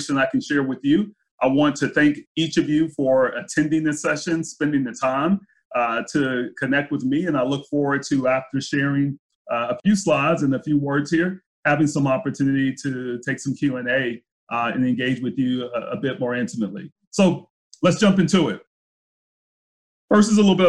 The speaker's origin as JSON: {"language": "English", "town": "Brunswick", "region": "Georgia", "country": "United States", "tie": "born or raised there", "also_born_or_lived": "Jacksonville, Florida", "moved": "yes", "said": "I was born in Jacksonville, Florida, moved to a small town in Southeast Georgia called Brunswick, Georgia"}